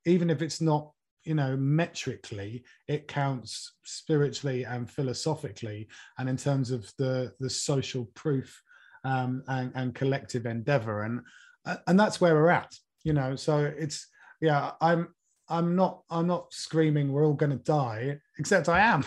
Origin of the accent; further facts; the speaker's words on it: Norwich, East of England, United Kingdom; I was born and brought up in Norwich